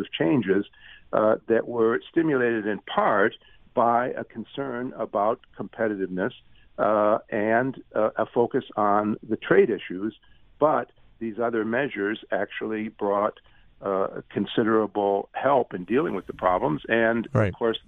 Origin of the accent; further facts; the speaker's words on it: Detroit, Michigan, United States; I grew up just outside of Detroit. I went to University of Michigan Law School. I have a lot of attachment to the Midwest